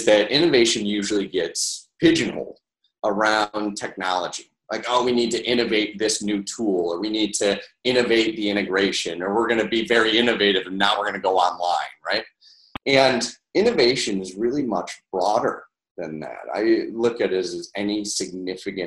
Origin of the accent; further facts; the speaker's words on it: Syracuse, New York, United States; also born or lived in Skaneateles, New York; I'm from Central New York, obviously, and I grew up a fifth generation retailer. My parents had a grocery store right in Syracuse, New York. And so it's where I grew up